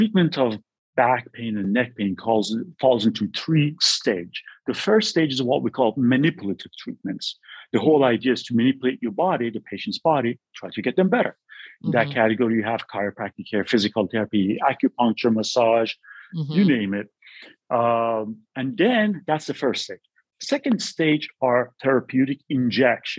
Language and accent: English; California, United States; moved away as an adult; also born or lived in New York City / Boston; I'm from California